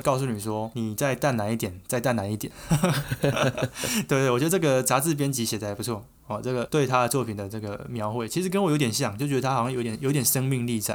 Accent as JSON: {"language": "Chinese", "country": "Taiwan", "said": "我们台湾人"}